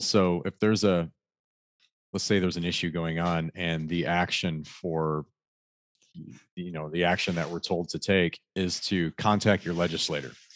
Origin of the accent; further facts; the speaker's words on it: Michigan, United States; I grew up in hunting in Michigan all my life